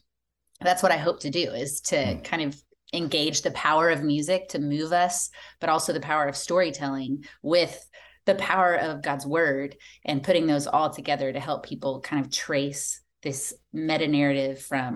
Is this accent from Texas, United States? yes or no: yes; Texas, United States; We live in Dallas now. We've moved around quite a bit, but we live in Dallas and we're from Texas.